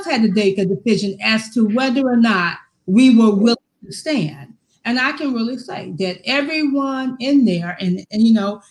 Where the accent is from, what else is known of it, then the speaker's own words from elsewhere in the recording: Louisiana, United States; now in Seattle, United States; I was born into segregation. And I can still remember being down in Louisiana under Jim Crow, and that my mother would take us to town